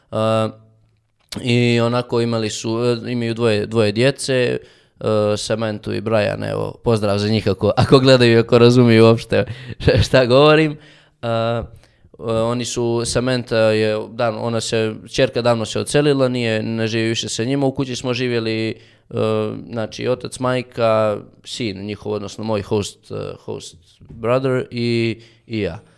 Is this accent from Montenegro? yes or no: yes; Montenegro; došli su jednom kod nas u Crnu Goru